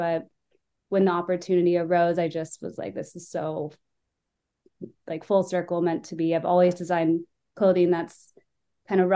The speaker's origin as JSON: {"language": "English", "town": "San Francisco", "region": "California", "country": "United States", "tie": "born or raised there", "said": "I grew up in San Francisco, where classic rock and live music were a really big part of my upbringing"}